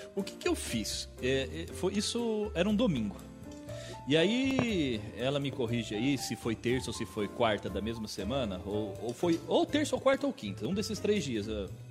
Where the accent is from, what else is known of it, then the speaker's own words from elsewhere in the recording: Mogi Guaçu, São Paulo, Brazil; eu sou de daqui de Mogi Guaçu